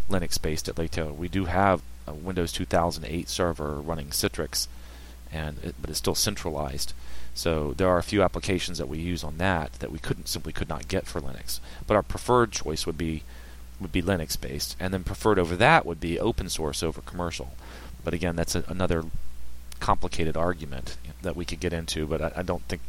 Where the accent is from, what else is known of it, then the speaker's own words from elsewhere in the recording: Richmond, Virginia, United States; now in Hampton Roads, United States; I'm from Richmond